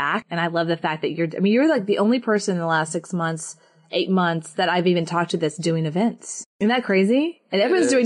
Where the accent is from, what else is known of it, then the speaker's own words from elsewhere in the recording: Texas, United States; I'm from Texas